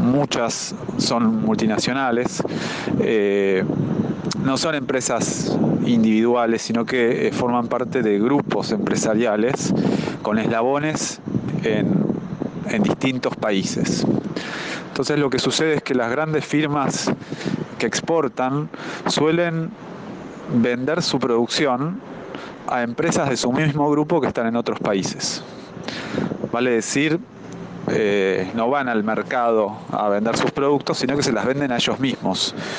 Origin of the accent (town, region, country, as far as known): Argentina